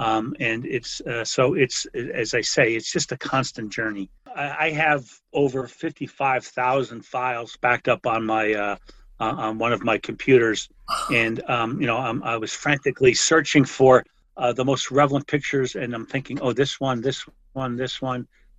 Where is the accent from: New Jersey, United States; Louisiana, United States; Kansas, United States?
New Jersey, United States; West Orange; born or raised there